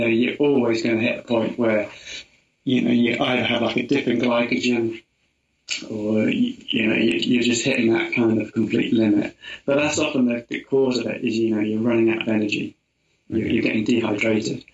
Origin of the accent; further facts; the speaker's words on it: Portishead, South West England, United Kingdom; accent: Somerset; Down near Bristol, okay. a little place called Portishead